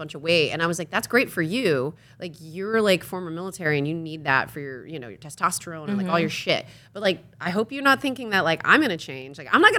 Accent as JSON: {"language": "English", "region": "East Coast", "country": "United States", "tie": "born or raised there", "said": "And I grew up in the East Coast"}